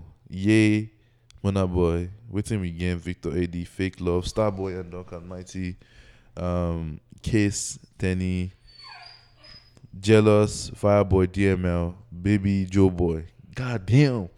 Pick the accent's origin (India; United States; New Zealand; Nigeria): Nigeria; accent: Nigerian; the Nigerian accent